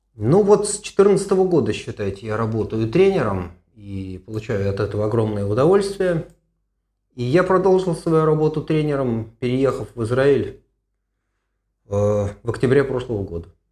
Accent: Moscow, Russia; moved away as an adult; now in Haifa, Israel; я э, родом из Москвы, в 85-м закончил медицинский институт

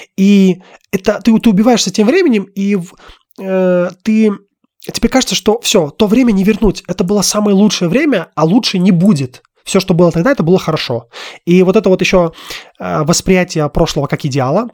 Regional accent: Russia; moved away as an adult; now in Armenia; я все равно родился и вырос в России. И там моя родина

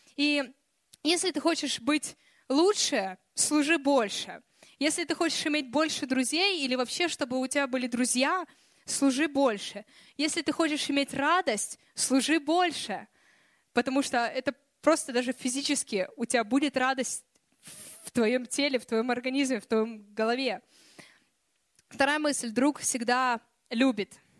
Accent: Kyiv, Ukraine; moved away; also born or lived in Russia; я росла в Киеве

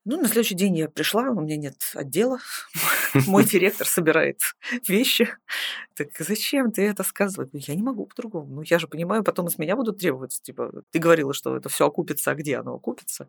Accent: Saint Petersburg, Russia; я, в принципе, из Питера. Mm-hmm. Я все образование здесь получала

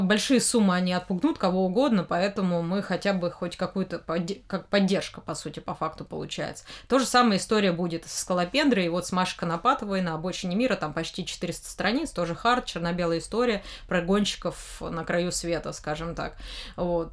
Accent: Kostroma, Kostroma Oblast, Russia; now in Moscow, Russia; приехала-то в Москву из-за того, что мне нравилось аниме а в моем родном городе, Кострома

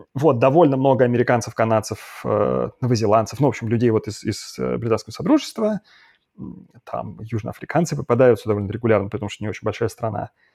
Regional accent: Saint Petersburg, Russia; moved away as an adult; also born or lived in Moscow / Tel Aviv / Belgrade; now in London, United Kingdom; я вот в Питере как значит, родился и вырос

